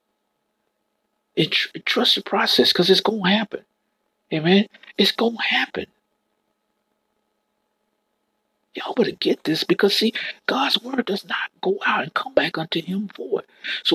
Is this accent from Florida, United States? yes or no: yes; Florida, United States; I'm born and raised in Florida